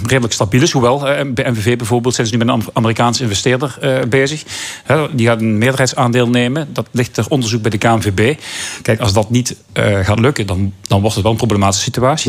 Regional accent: Belgium; moved away; ik ben opgegroeid in België

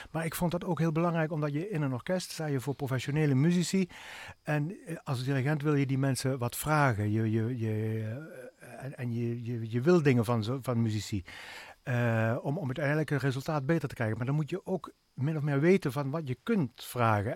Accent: Swalmen, Limburg, Netherlands; now in Venlo, Netherlands; ik ben geboren en opgegroeid in Zwalmen

